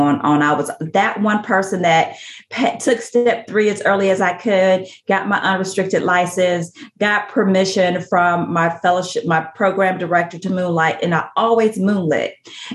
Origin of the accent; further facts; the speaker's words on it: Tuscaloosa, Alabama, United States; accent: Southern; now in Houston, United States; born and raised in Tuscaloosa, Alabama. So I am a true Southerner. I live in Houston